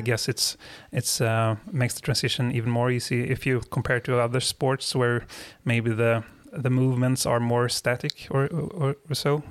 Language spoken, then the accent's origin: English; Sweden; I'm from Sweden.